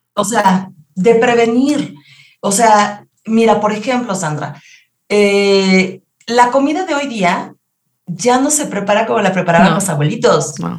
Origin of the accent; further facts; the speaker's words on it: Mexico; los mexicanos retomemos nuestra cultura de la salud